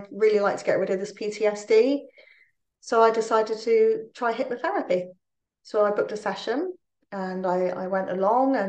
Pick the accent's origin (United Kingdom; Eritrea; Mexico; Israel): United Kingdom; Plymouth, South West England; now in Newport, United Kingdom; I'm originally from Plymouth